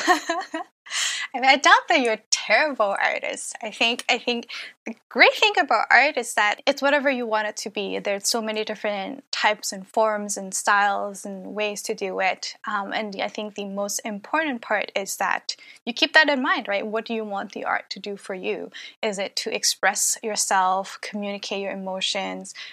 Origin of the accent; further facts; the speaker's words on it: Hong Kong; moved away; also born or lived in Canada; I grew up in Hong Kong